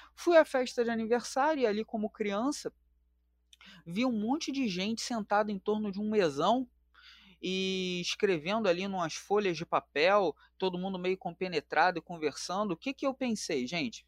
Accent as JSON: {"language": "Portuguese", "region": "Rio de Janeiro", "country": "Brazil", "tie": "born or raised there", "said": "Eu sou aqui natural da capital do Rio de Janeiro, sou do Complexo do Alemão"}